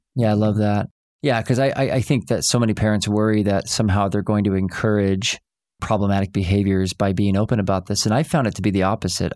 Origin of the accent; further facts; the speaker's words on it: Oklahoma, United States; I grew up in Oklahoma, and we'd go see that play, Oklahoma, every summer.